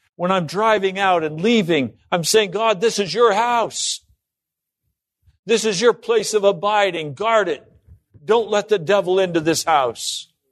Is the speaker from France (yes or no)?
no; Laramie, Wyoming, United States; when I was a kid, I grew up in Laramie, Wyoming